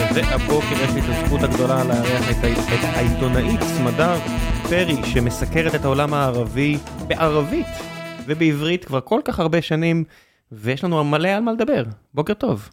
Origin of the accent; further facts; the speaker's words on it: Beersheba, Southern District, Israel; אני נולדתי בבאר שבע